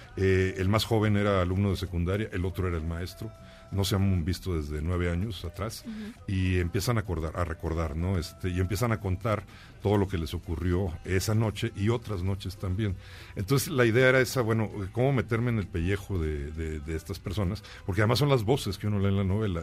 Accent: Monterrey, Nuevo León, Mexico; me crié ahí, fíjate, yo nací en León, pero me llevaron de niño para el norte

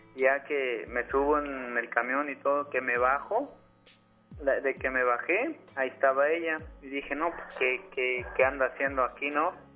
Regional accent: Veracruz, Mexico; now in Guadalupe, Mexico; Yo soy de Veracruz, pero vivo aquí en, Guadalupe.

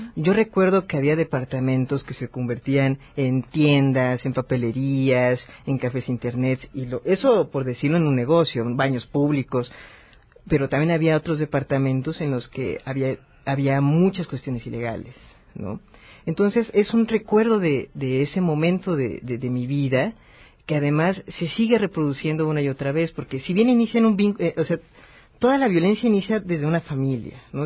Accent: Mexico City, Mexico; Yo soy muy chilango, yo nací, crecí esta ciudad

